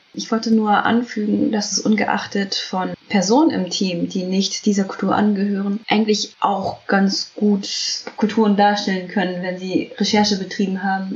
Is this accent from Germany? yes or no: yes; Germany; Ich bin ja in Deutschland geboren